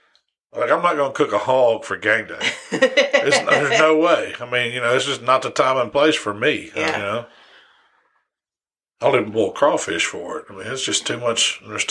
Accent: West Memphis, Arkansas, United States; I was born in West Memphis, which is like right across the river, but I got, you know, I'm from Arkansas, I guess you could say.

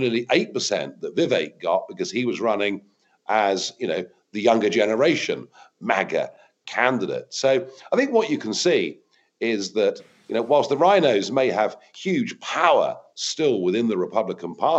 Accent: United Kingdom; as a Brit

